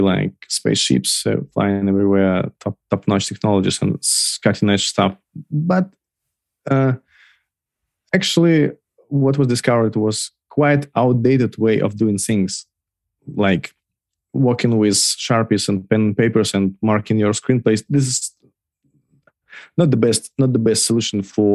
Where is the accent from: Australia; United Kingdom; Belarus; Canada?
Belarus; moved away as an adult; I originally from Belarus. Till August 2020, I was living there